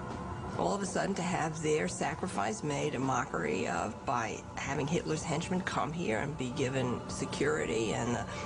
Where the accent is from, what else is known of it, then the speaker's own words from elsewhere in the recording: United States; As an American